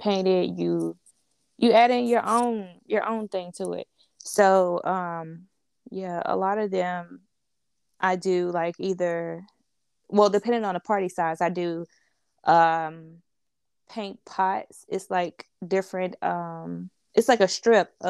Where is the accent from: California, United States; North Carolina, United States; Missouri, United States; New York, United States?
North Carolina, United States; Greensboro; I'm from Greensboro, North Carolina